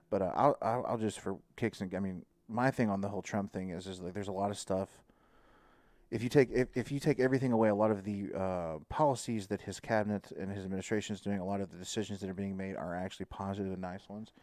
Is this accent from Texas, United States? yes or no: yes; Texas, United States; as a Texan, you know, like, I'm a Texan first